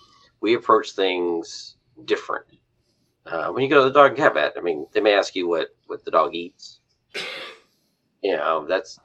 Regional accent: West Texas, United States; I grew up in West Texas originally

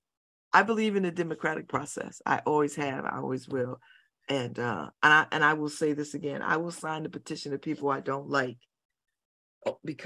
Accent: New Haven, Connecticut, United States; I'm from New Haven

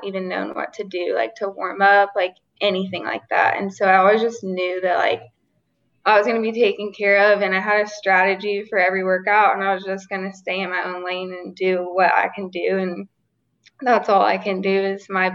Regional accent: Arkansas, United States; We grew up in Arkansas

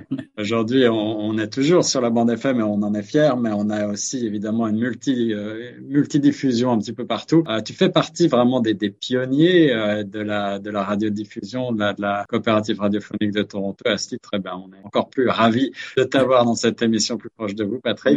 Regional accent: France; moved away; chez nous en France

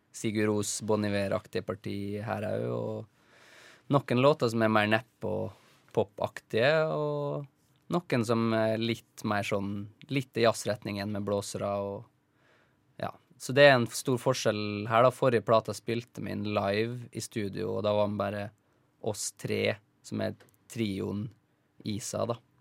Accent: Isfjorden, Møre og Romsdal, Norway; Det er oppkalt etter ei elv i Isfjorden, der jeg kommer fra. Isfjorden i Rauma

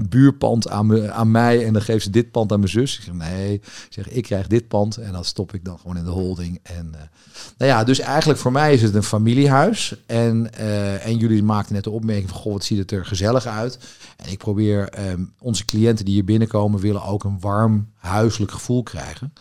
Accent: Amsterdam, North Holland, Netherlands; ik ben geboren Amsterdammer

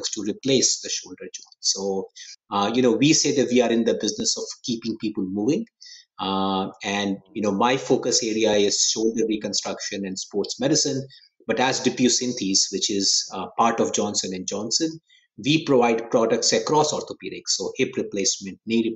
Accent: India; moved away as an adult; now in United States; I grew up in India. I grew up in a small town in India, you know, not one of the big cities

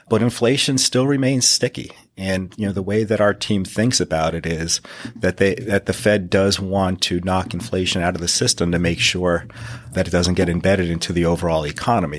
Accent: northeastern Pennsylvania, United States; I grew up in the northeastern part of Pennsylvania.

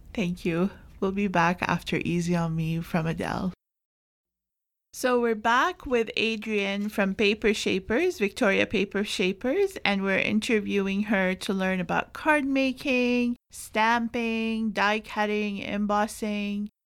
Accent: Jordan; now in Canada

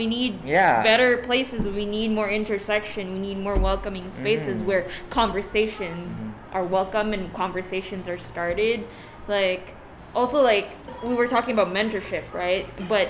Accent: Philippines; because, like, being Filipino, we're allowed.

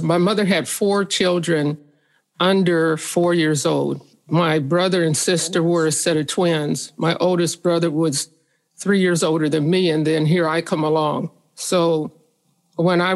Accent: St. Joseph, Missouri, United States; St. Joseph, Missouri.

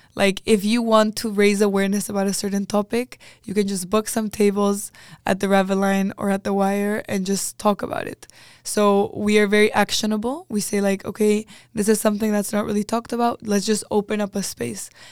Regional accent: Chile; moved away as an adult; now in Netherlands; I was coming from Chile

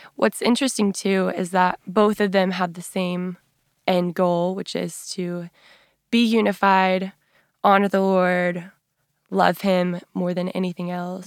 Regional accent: West Texas, United States; So I grew up in West Texas

